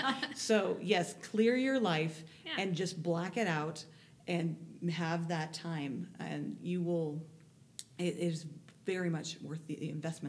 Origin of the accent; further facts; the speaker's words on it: California, United States; I teach and I'm from California.